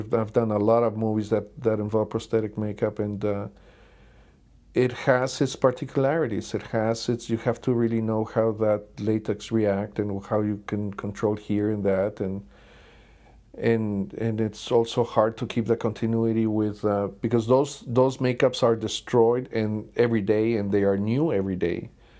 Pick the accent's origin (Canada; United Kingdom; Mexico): Mexico; we're both from Mexico.